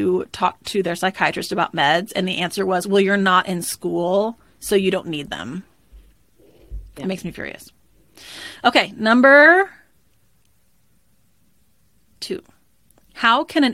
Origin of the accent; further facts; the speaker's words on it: Dallas, Texas, United States; I'm from Dallas, Texas, and we never get any snow